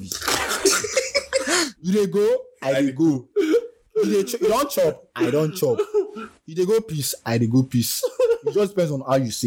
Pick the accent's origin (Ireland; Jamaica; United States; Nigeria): Nigeria; Nigerian local poems and songs that we grew up listening